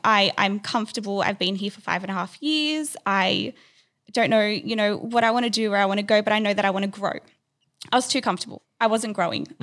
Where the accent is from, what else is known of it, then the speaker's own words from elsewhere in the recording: Sydney, New South Wales, Australia; I grew up in Sydney, um, was born here